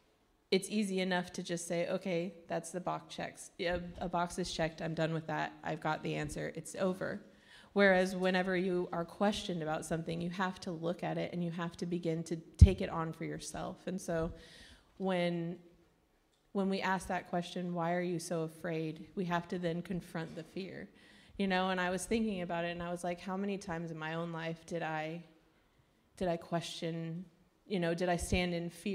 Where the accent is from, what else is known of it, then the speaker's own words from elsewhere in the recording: Jacksonville, Florida, United States; moved away as an adult; now in Ireland; The crazy bunch on the front row is mine. we come from Jacksonville, Florida. We felt like God was calling us to Ireland at the beginning of 2019, right?